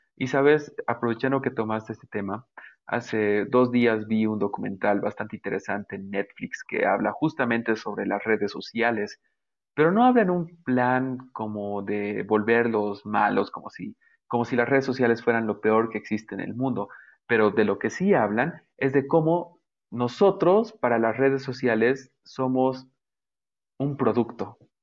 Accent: Bolivia; soy el creador de Belleza Boliviana. Eh, Es una, bueno, para los que no sepan, es una plataforma donde yo comparto belleza de nuestro país

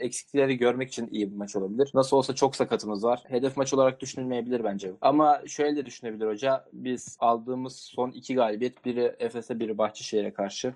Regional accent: Sakarya, Turkey

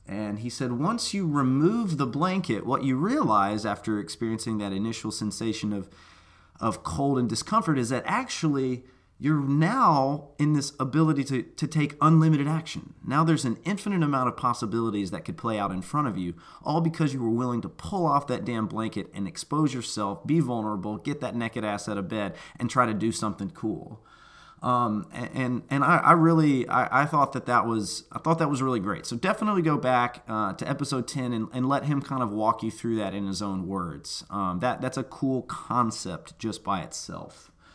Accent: Memphis, Tennessee, United States; me growing up in Memphis, Tennessee, speaking one language barely

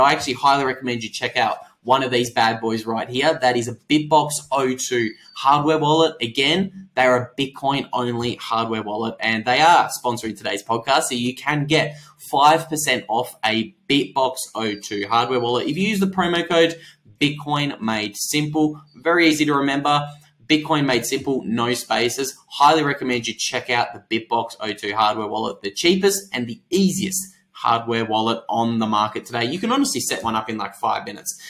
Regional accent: Australia; I'm Australian

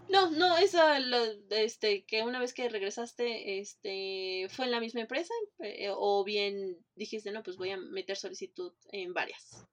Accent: Mexico City, Mexico; now in Cancún, Mexico; yo que soy de Iztapalapa también

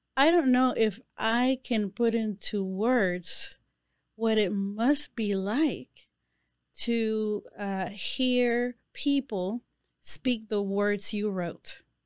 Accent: Panama; moved away; I am a woman from Panama.

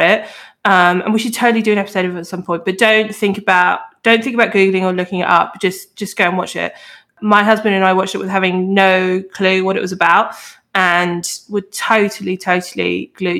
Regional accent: United Kingdom; I'm British

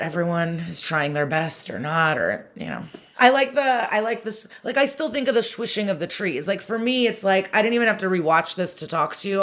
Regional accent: Chicago suburbs, Illinois, United States; I grew up in the Chicago suburbs

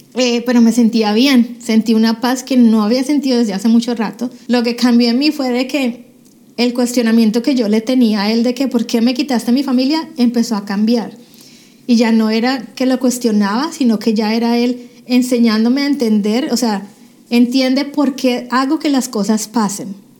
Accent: Cali, Valle del Cauca, Colombia; moved away as an adult; now in United States; yo eh, nací en Cali, Colombia, hace ya 42 años

